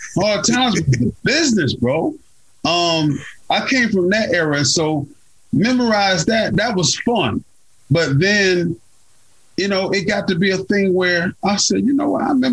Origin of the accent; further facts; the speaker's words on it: Carrollton, Georgia, United States; I'm born and raised in Carrollton, Georgia